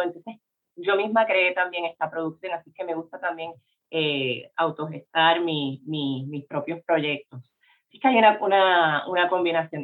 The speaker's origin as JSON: {"language": "Spanish", "country": "Puerto Rico", "said": "yo no era considerada una mujer puertorriqueña"}